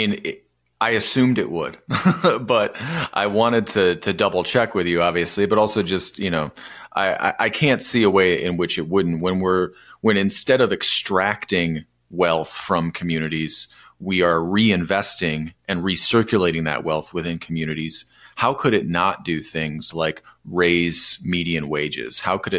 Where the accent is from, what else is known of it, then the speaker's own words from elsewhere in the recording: Michigan, United States; my home state.